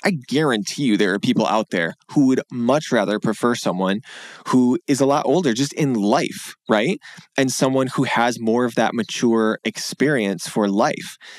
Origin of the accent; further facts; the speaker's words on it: Grand Rapids, Michigan, United States; moved away as an adult; also born or lived in Pennsylvania / Washington, D.C.; I moved back to Michigan to my hometown in West Michigan in Grand Rapids